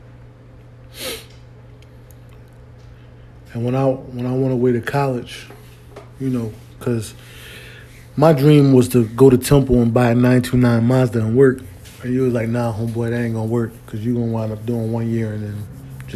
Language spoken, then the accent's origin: English; Philadelphia, Pennsylvania, United States; moved away as an adult; also born or lived in Washington, D.C.; although I was raised in Philly, I became a man in D.C.